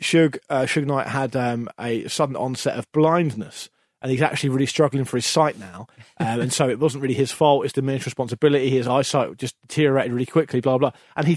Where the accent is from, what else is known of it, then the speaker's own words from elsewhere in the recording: United Kingdom; because in the UK, we don't think of British people like that at all.